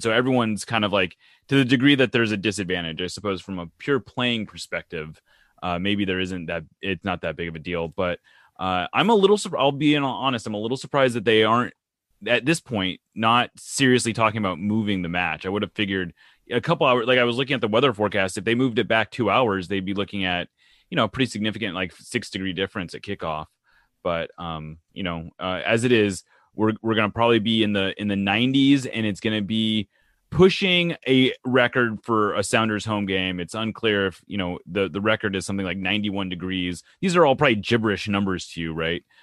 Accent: West Coast, United States; moved away; I'm not from here, but I'm from the West Coast where we just don't get heat like this

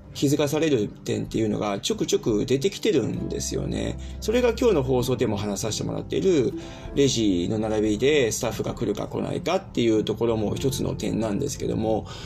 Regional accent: Japan; moved away as an adult; now in Germany; 僕の中では生まれ育った祖国でもあるし

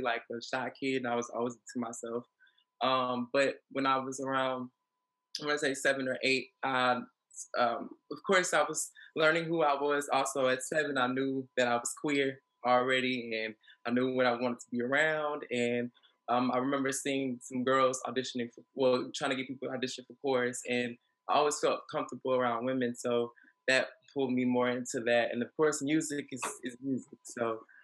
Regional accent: Atlanta, Georgia, United States; I'm from Atlanta, Georgia, literally lived all across east, west, north, south, and the heart of downtown Atlanta. So, it's my home

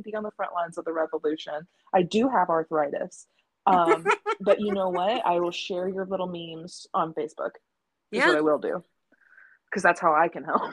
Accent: Missouri, United States; I'm from Missouri

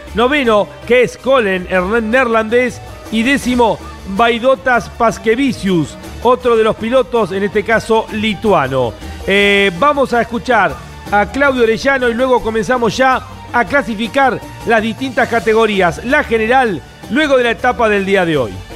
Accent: Argentina; Como argentino

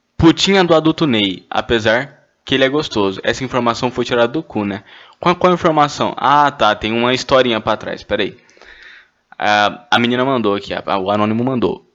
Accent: Goiânia, Goiás, Brazil; eu sou de Goiânia

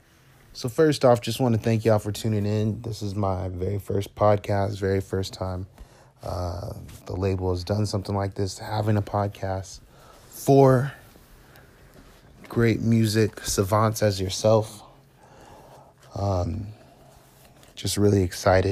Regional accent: Detroit, Michigan, United States; also born or lived in Phoenix; I'm originally from Detroit

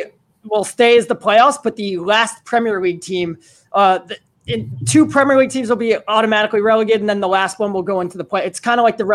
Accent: United States; I am American

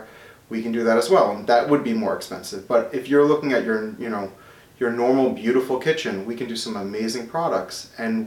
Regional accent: Smithtown, New York, United States; I grew up in Smithtown

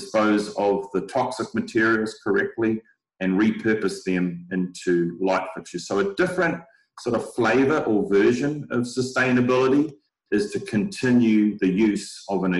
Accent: New Zealand; moved away; I'm not from these parts. I'm originally from New Zealand

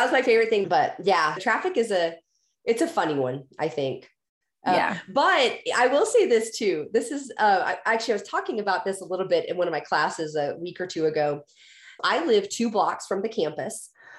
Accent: Houston, Texas, United States; moved away; So because I grew up driving in Houston

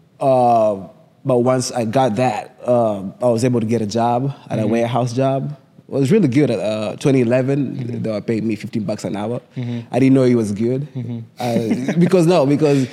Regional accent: Kenya; accent: thick Kenyan; moved away as an adult; now in United States; I'm from Kenya, my accent is thick.

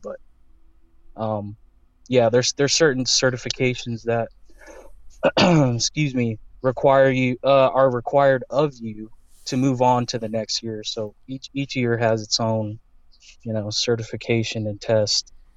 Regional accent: Las Vegas, Nevada, United States; also born or lived in Anchorage, Alaska; I was raised here, so I moved here in 07

